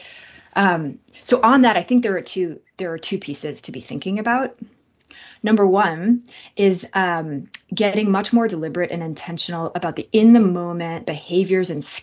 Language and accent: English; Boston, Massachusetts, United States; I am from Boston